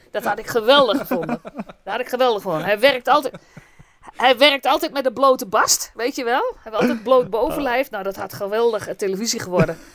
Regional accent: Gelderland, Netherlands; Gewoon deurdonderen. Ik kom uit de Achterhoek. Gewoon donderen, hè?

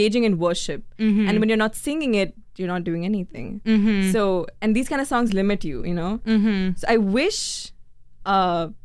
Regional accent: Dubai, United Arab Emirates; growing up in Dubai.

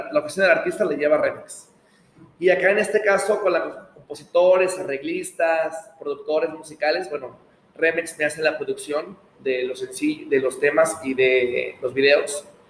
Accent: Guadalajara, Jalisco, Mexico; also born or lived in Monterrey; now in Mexico City, Mexico; soy de Guadalajara

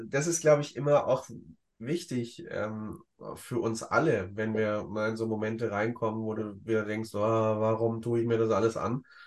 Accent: Ludwigsburg, Baden-Württemberg, Germany; in Ludwigsburg, in meiner Heimat

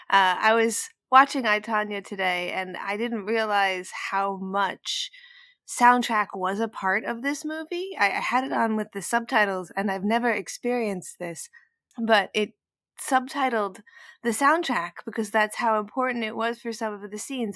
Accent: New York, United States; I grew up in New York, but I didn't grow up in any kind of level of, of music

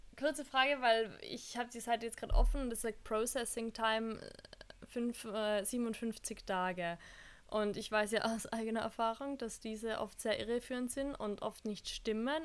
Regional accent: Austria; uns Österreicher

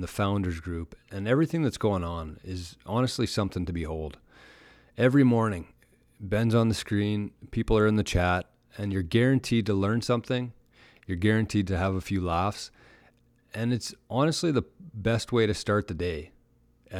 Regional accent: Canada; I'm from Canada

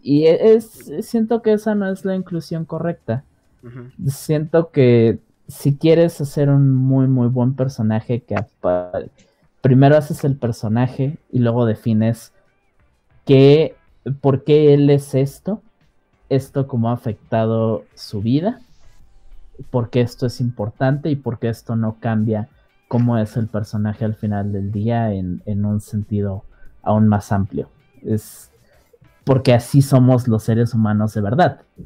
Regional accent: Mexico; todos crecimos como mexicanos

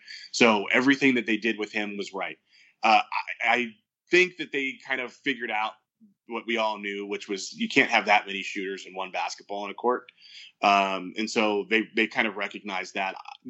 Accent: Minnesota, United States; Minnesota is not, you know, love it. My hometown is not an easy place to get

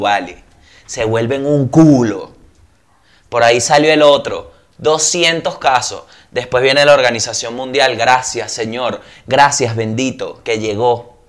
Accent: Venezuela; moved away; ya yo no soy venezolano

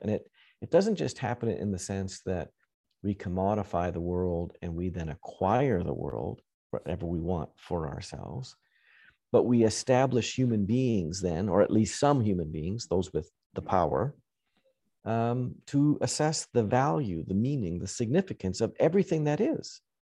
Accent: Western Canada, Canada; now in United States; I grew up farming in Western Canada.

